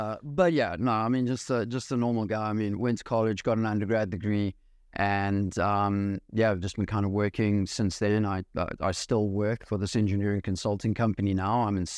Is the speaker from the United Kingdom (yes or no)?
no; South Africa; also born or lived in New York City, United States; now in United States; So I was born actually in New York City before they ended up moving back to South Africa, which is where I'm from, where I'm raised. And yeah, have been living here in the States.